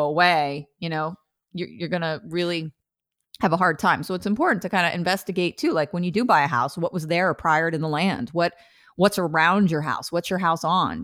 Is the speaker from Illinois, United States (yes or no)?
no; New Jersey, United States; now in Portland, United States; I'm from New Jersey. We have the best